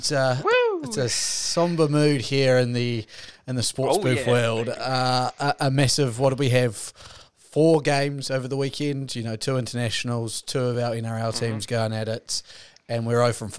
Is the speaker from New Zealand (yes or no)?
yes; New Zealand; I will start as a New Zealander and an All Black.